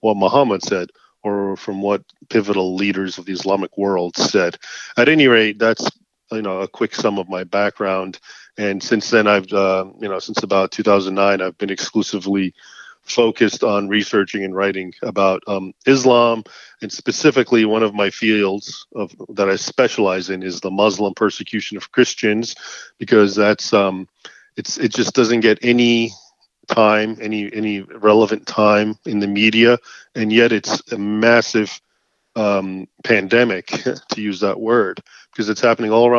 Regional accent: United States; I was born here in the United States, but my parents both were born and raised, of course, in Egypt

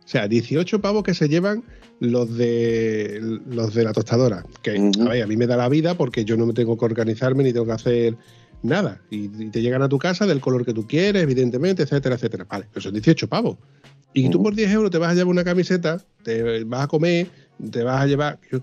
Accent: Huelva, Andalusia, Spain; yo vivo en Huelva, ¿no? Y soy de Huelva

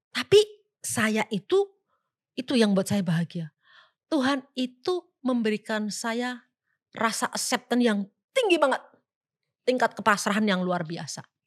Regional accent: Java, Indonesia; Kita orang Jawa

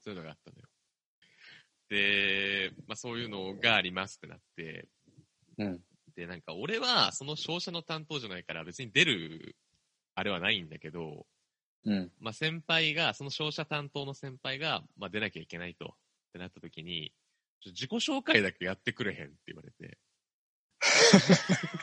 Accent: Kanto, Japan; 関東出身だからって言って舐められたくないなと思って。

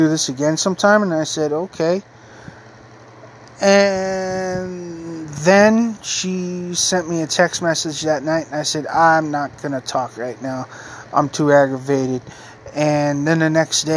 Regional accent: Maine, United States; also born or lived in North Carolina; I left my hometown again to move to another town in Maine

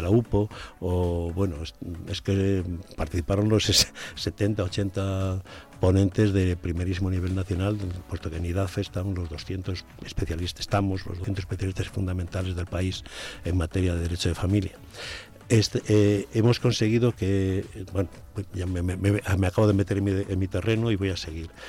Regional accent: Puebla de Sanabria, Castile and León, Spain; algunas cosas de la historia de mi pueblo

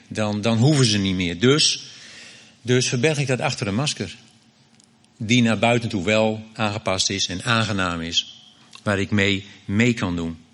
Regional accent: Groningen, Netherlands; ik kom uit Groningen

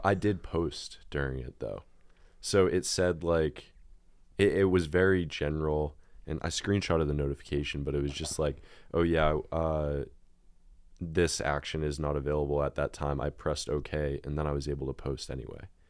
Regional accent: near Boston, Massachusetts, United States; I am from Massachusetts, very, very close to Boston

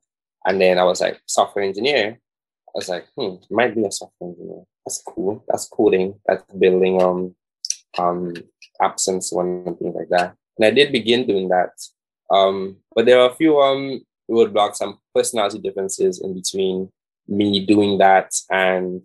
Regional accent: Saint David, Grenada; I'm from St. David's.

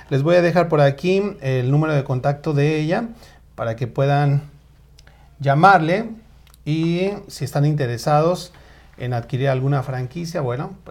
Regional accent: State of Mexico, Mexico; Yo nací en la Gustavo Madero, entonces podría decir que somos paisanos. Eh, sin embargo, bueno, yo me crié en el Estado de México

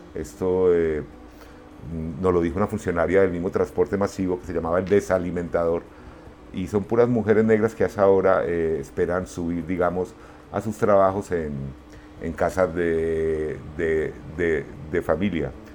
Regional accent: Pereira, Risaralda, Colombia; moved away as an adult; also born or lived in Medellín / Cali / Málaga, Spain; cuando yo crecí en Pereira no había como nada generacional que nos identificara

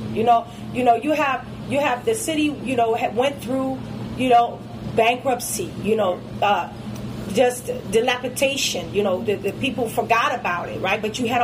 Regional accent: Detroit, Michigan, United States; now in Atlanta, United States; Detroit. That's my hometown. I have to give back.

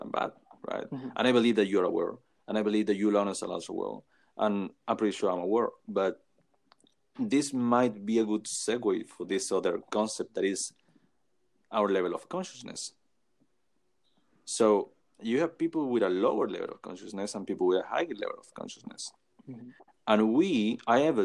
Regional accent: Chile; I am from South America, from Chile

